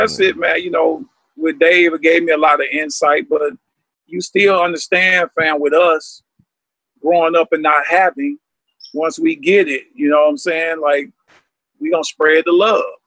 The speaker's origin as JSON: {"language": "English", "region": "Alabama", "country": "United States", "tie": "born or raised there", "said": "growing up in Alabama, bro, I was going through segregation in the seventies."}